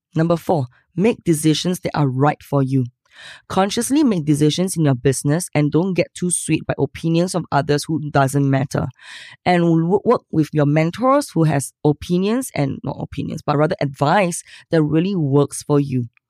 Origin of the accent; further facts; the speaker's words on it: Singapore; I'm from Singapore